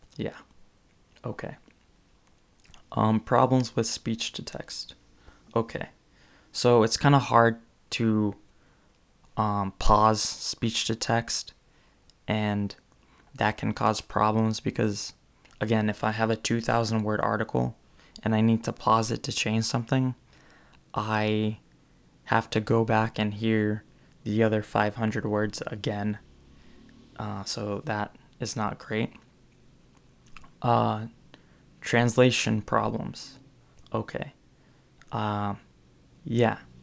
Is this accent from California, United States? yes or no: yes; California, United States; I'm from California